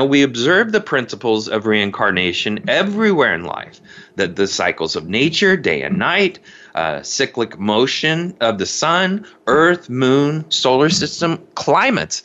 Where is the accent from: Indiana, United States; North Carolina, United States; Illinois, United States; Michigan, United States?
Indiana, United States; now in Seattle, United States; I grew up in cornfields in Indiana